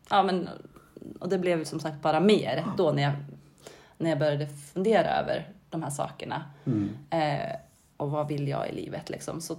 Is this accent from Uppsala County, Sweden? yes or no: no; Mohed, Gävleborg County, Sweden; moved away as an adult; also born or lived in Norway / Stockholm; now in Bollnäs, Sweden; jag växte upp i Mohed, en liten